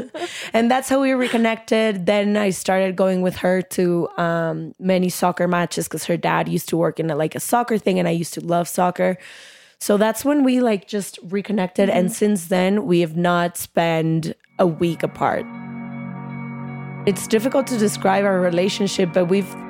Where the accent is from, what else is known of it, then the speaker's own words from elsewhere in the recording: Guadalajara, Jalisco, Mexico; moved away as an adult; now in United States; I am a Mexican now living in the U.S.